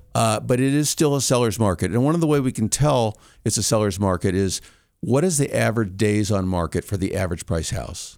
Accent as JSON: {"language": "English", "region": "California", "country": "United States", "moved": "as an adult", "lives_now": "Colorado, United States", "said": "I'm originally from California, moved"}